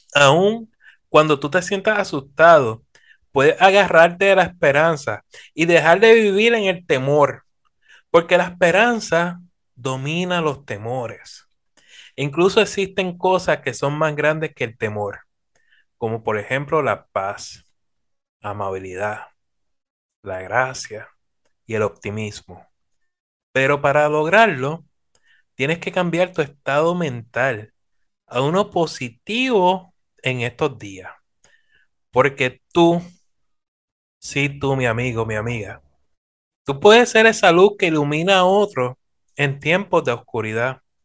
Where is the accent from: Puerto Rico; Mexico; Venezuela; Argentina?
Puerto Rico; nuestra tierra, Puerto Rico